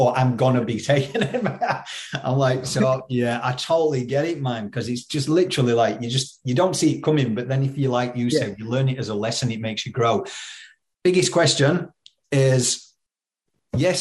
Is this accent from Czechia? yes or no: no; Yorkshire and the Humber, United Kingdom; also born or lived in New Zealand; I'm from Yorkshire